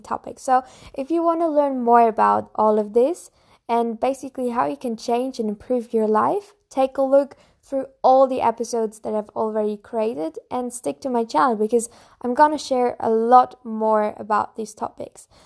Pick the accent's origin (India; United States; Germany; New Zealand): Germany; Bavaria; I'm from Germany, more in the south of Germany, from Bavaria. And I live close to Munich